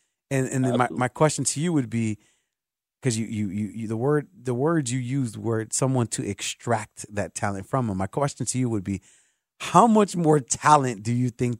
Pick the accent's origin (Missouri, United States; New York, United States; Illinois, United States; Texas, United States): Illinois, United States; Chicago; And I'd be like, bro, if you're calling me, we're all from Chicago.